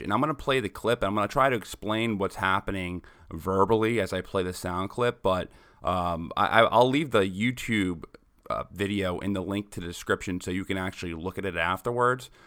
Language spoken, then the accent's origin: English; New York, United States; I'm from New York. I remember when I was in seventh grade, two planes going into the Twin Towers, where I'm from